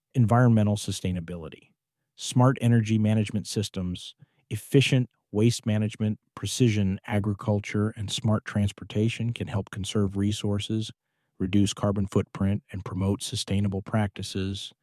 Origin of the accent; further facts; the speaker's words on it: Pittsburgh, Pennsylvania, United States; I grew up in Pittsburgh